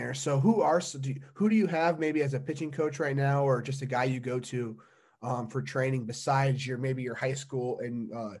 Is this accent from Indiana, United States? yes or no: yes; Indiana, United States; I'm from Indiana, and when you're from a small town, it's nothing but like corn, beans, kind of the same way across the Midwest.